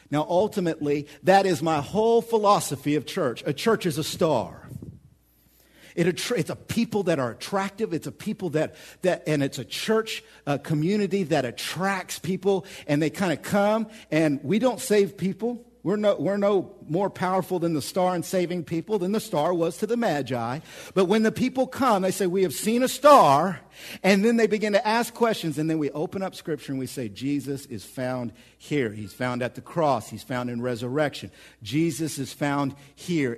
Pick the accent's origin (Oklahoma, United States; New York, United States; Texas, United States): Oklahoma, United States; moved away as an adult; now in central Illinois, United States; I'm from Oklahoma